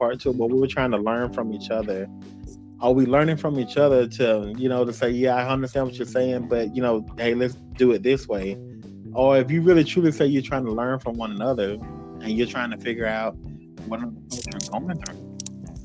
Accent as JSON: {"language": "English", "country": "United States", "said": "as being American people"}